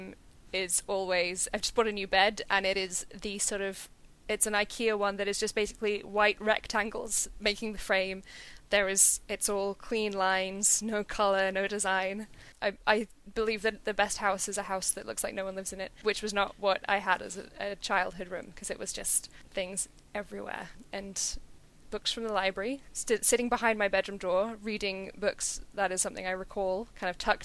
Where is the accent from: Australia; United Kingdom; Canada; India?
United Kingdom; London; I grew up in North London, so not the centre of the city